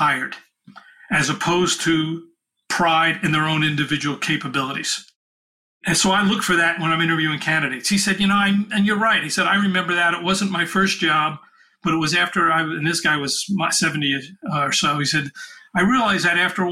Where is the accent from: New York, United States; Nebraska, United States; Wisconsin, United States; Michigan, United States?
New York, United States; New York City; I'm from New York City